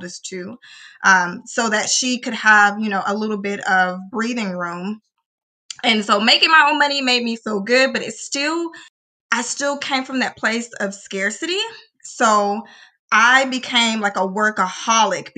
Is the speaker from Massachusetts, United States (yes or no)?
no; Little Rock, Arkansas, United States; I am from Little O, Arkansas